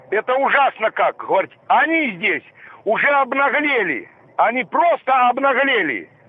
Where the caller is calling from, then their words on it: Pushkin, Saint Petersburg, Russia; Да, здравствуйте. Я из Пушкина.